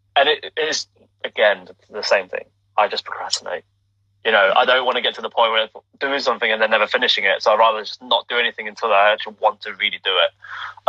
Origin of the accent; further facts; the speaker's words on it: United Kingdom; my being Chinese in the UK, mm-hmm. um, being British born to first generation immigrants from from Hong Kong.